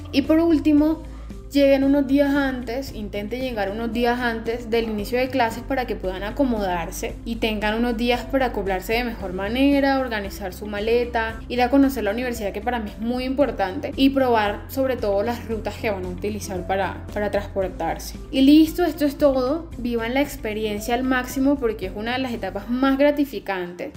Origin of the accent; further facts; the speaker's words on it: Colombia; moved away as an adult; now in Mexico; soy colombiana